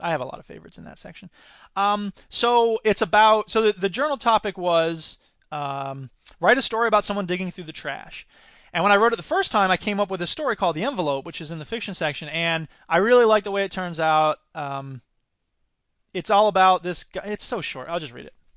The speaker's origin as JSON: {"language": "English", "region": "Florida", "country": "United States", "said": "my home state"}